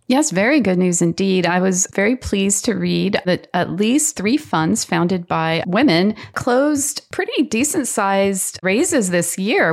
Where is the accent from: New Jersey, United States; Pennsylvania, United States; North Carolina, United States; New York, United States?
North Carolina, United States; that's my home state